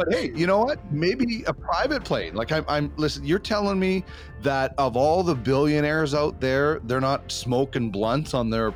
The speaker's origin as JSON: {"language": "English", "region": "Manitoba", "country": "Canada", "said": "I'm from Manitoba"}